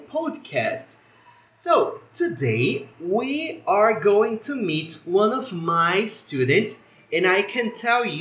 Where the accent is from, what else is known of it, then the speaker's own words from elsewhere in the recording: Brazil; I am from Brazil too.